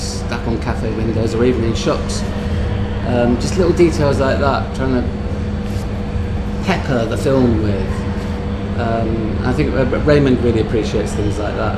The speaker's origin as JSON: {"language": "English", "region": "London", "country": "United Kingdom", "tie": "born or raised there", "said": "I grew up in London"}